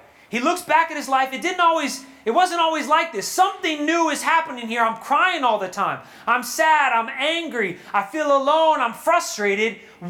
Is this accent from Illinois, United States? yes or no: no; New York, United States; Yo, well, I'm from New York, so I curse.